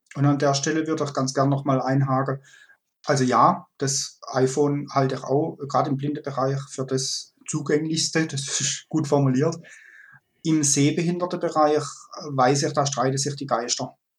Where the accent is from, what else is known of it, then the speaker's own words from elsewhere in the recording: Kaiserstuhl, Baden-Württemberg, Germany; also born or lived in Freiburg; Ich bin äh, in Freiburg geboren und im Kaiserstuhl aufgewachsen